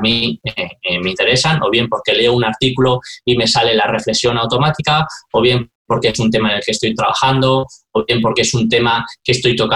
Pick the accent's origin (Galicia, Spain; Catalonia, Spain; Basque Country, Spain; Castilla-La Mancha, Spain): Basque Country, Spain; San Sebastián; Yo cuando me si he hecho algo en falta de las grandes ciudades, porque yo vengo de San Sebastián